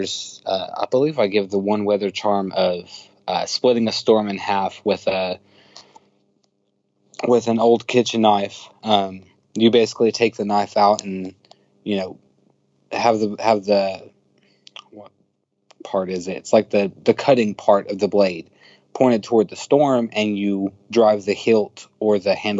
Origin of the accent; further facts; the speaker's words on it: Appalachia, United States; if you're a boy growing up in Appalachia